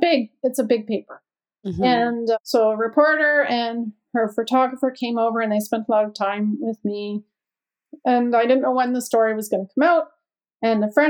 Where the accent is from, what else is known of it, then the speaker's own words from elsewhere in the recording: Canada; moved away as an adult; now in United States; I'm from Canada. We moved to the States in 98